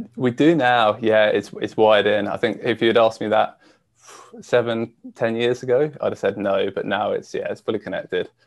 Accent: Shropshire, West Midlands, United Kingdom; I grew up in the UK um, and actually a little, uh, well, a county called Shropshire

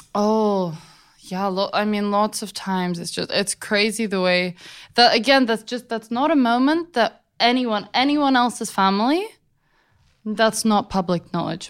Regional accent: London, United Kingdom; I was raised in London by my mom and my grandma

